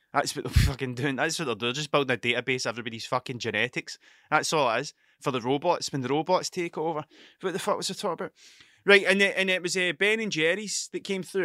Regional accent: Scotland, United Kingdom; I'm Scottish

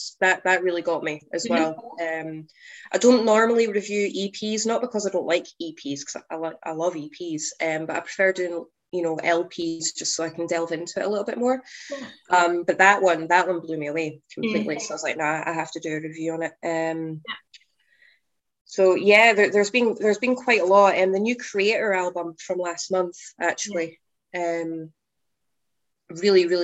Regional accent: Scotland, United Kingdom; my fellow Scottish friends

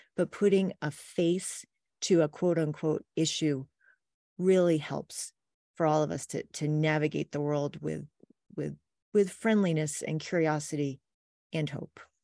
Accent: Wells, Maine, United States; now in Pleasant View, Utah, United States; I grew up in rural Maine

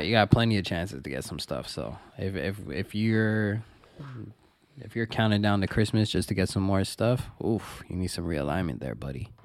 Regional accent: Toronto, Ontario, Canada; born and raised in Toronto. I was, uh, born in North York, and then, uh, most of my formative years were, took place in Scarborough, Markham and Eglinton

